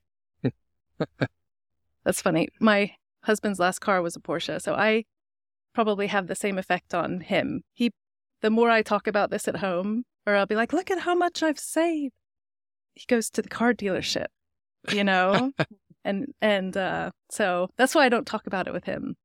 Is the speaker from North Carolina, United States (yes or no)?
yes; Brevard, North Carolina, United States; also born or lived in Germany / Northern England; now in Longmont, United States; I was born in Brevard, North Carolina, which is a small mountain town